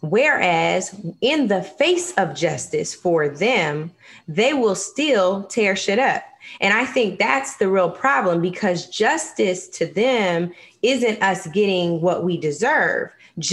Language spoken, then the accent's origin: English; Seattle, Washington, United States; some from my hometown of Seattle, Washington